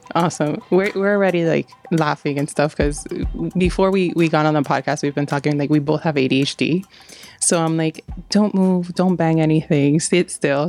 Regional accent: New York, United States; now in Miami, United States; I'm originally from New York.

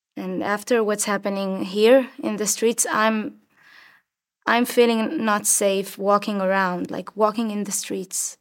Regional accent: Rosh HaAyin, Central District, Israel; I was born and raised in Roshain, in the center of Israel

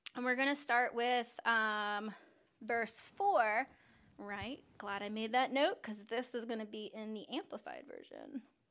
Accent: United States; I'm from Sussex County

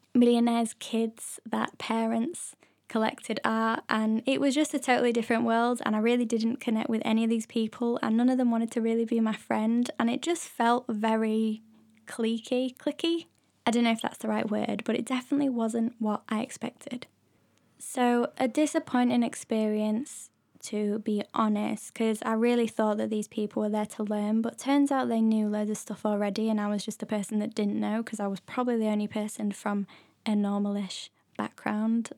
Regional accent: near Leeds, Yorkshire and the Humber, United Kingdom; moved away as an adult; also born or lived in London; I used to go to Leeds Art Gallery, which is, like, the nearest Biggish art gallery to my hometown.

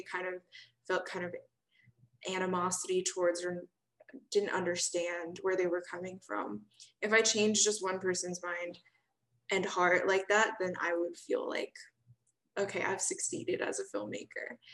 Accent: Austin, Texas, United States; I'm from Austin.

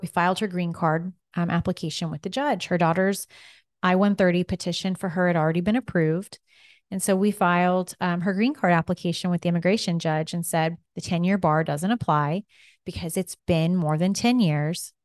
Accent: Kansas, United States; accent: Kansas; My Kansas accent comes through.

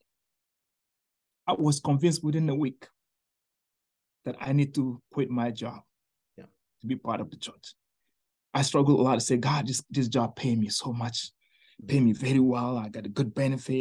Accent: Niger; now in Tampa Bay, United States; I'm from Niger.

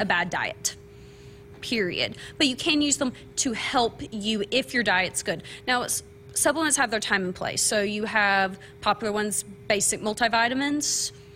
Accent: small town Kentucky, United States; moved away as an adult; now in Lincoln, Nebraska, United States; I am from small town Kentucky, graduated from UK.

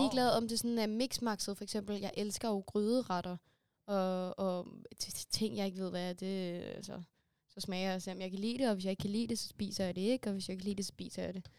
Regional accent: Denmark; vi er danskere

